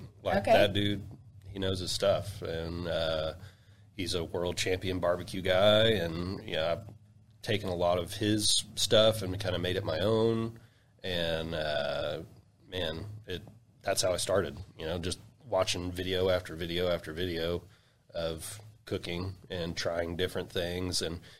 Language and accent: English; Guthrie, Oklahoma, United States; of course, and, you know, I'm from Guthrie.